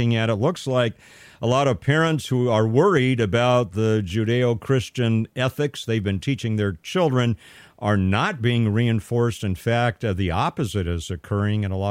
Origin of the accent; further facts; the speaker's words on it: Pasadena, California, United States; growing up in Northwest Pasadena in a very multi-ethnic school system